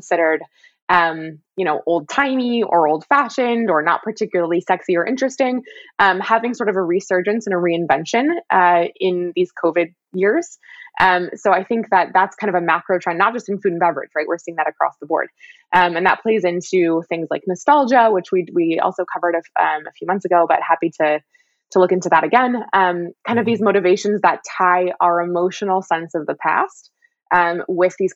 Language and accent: English; California, United States; I grew up in California with a Meyer lemon tree.